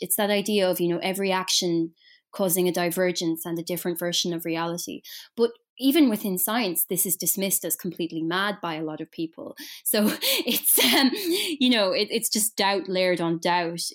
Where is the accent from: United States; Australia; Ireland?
Ireland; I'm Irish